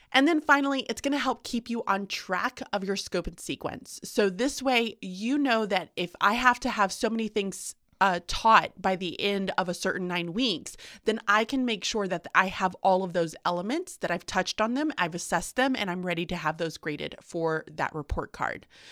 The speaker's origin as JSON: {"language": "English", "region": "the South", "country": "United States", "said": "I'm from the South"}